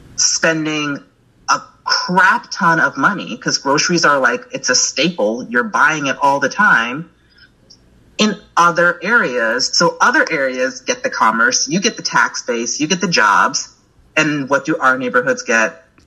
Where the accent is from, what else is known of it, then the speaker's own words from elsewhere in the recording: upstate New York, United States; moved away as an adult; now in Chicago, United States; I'm from New York. I'm from upstate New York, born and raised.